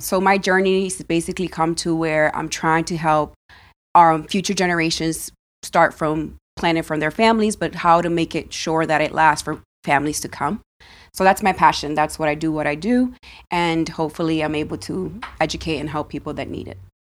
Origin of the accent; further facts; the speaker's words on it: Dominican Republic; now in United States; I was born in Dominican Republic